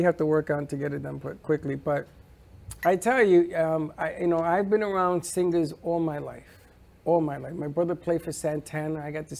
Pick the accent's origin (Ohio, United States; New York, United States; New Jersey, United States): New York, United States; New York City; I'm Puerto Rican from the Bronx.